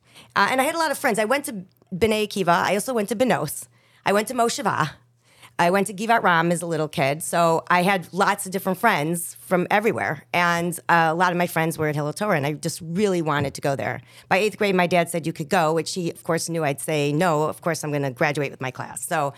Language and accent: English; Chicago, Illinois, United States; So there's I'm related to everybody in Chicago on some level.